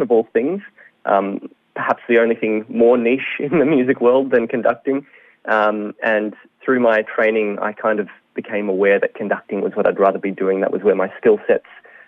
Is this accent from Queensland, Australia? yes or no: no; Sydney, New South Wales, Australia; moved away as an adult; now in Melbourne, Australia; I'm actually originally from Sydney, and then I moved down to Melbourne last year